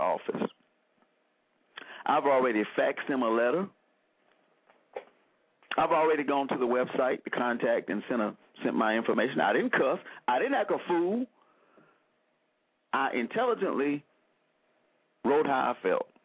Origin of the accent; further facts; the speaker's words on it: Selma, Alabama, United States; I grew up in Selma, Alabama